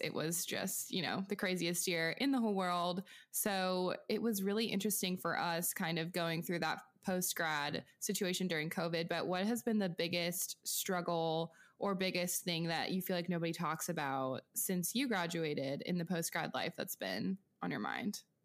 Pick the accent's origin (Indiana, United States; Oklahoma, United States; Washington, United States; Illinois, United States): Washington, United States; Pacific Northwest, outside of Seattle; moved away; I'm from small town farm USA in um, the Pacific Northwest outside of Seattle